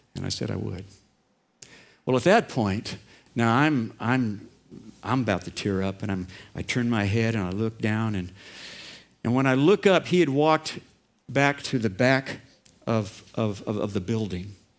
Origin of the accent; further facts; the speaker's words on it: Orange County, California, United States; I grew up in Orange County and kind of a modest home.